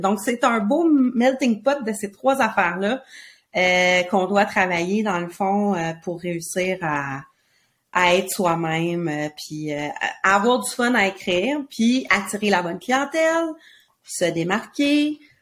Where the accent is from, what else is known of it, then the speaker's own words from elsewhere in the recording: Quebec, Canada; on vient du Québec